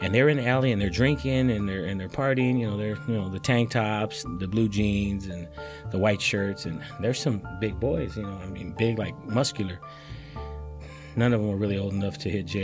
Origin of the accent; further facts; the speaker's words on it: Stockton, California, United States; I grew up in South Stockton. I lived there my whole life